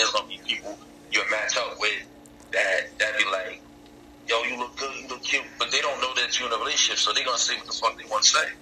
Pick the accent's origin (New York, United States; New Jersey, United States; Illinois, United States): New York, United States; I'm from New York.